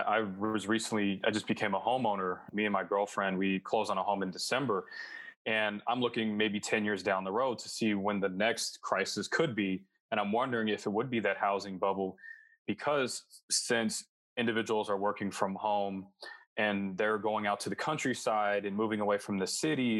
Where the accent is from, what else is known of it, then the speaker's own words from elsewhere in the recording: Boston, Massachusetts, United States; moved away; also born or lived in California; I'm a Bostonian